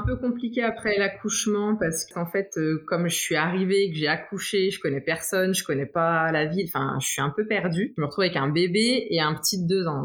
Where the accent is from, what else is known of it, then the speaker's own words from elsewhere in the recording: Troyes, Grand Est, France; moved away as an adult; also born or lived in Portugal / Tours / Auxerre; now in Toronto, Canada; j'ai fait toute ma vie en France, puisque très très vite, je suis revenue en France avec mes parents. Euh, donc moi, j'ai toujours vécu à Troyes